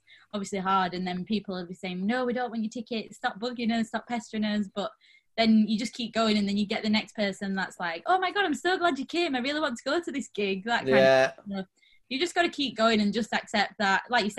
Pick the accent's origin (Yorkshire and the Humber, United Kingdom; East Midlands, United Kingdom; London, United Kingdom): Yorkshire and the Humber, United Kingdom; Rotherham; I'm from Rotherham, small town